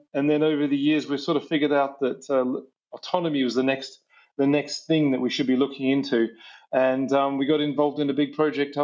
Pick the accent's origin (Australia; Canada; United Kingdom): Australia; New South Wales; I grew up in the middle of New South Wales, out in the back blocks in the outback there